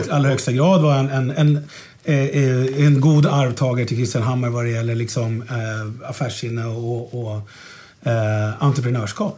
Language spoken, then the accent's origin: Swedish; Stockholm, Stockholm County, Sweden; jag är ju född och uppvuxen här uppe på Mariaberget där vi sitter